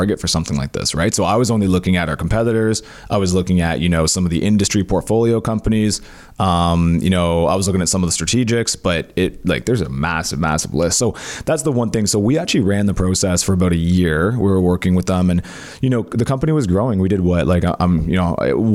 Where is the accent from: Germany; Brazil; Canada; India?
Canada; Cornwall, Ontario; we didn't have a lot of money growing up in Cornwall.